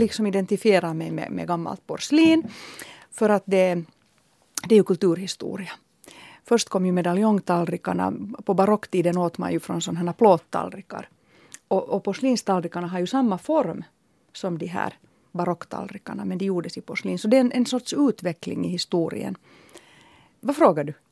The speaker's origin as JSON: {"language": "Swedish", "town": "Helsinki", "region": "Uusimaa", "country": "Finland", "tie": "born or raised there", "said": "jag är uppvuxen i Töle och för mig har naturen varit Hesperiaparken med hästkastanjerna"}